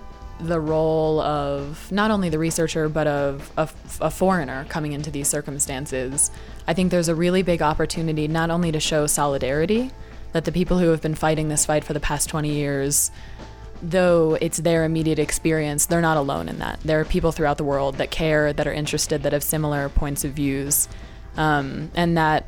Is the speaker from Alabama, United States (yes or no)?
no; Alexandria, Virginia, United States; I'm from Alexandria, Virginia.